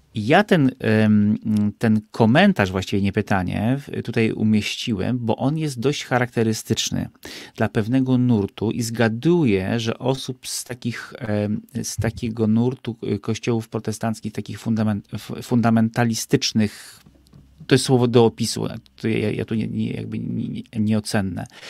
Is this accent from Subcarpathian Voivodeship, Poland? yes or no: yes; Bieszczady, Subcarpathian Voivodeship, Poland; ja się wychowałem w Bieszczadach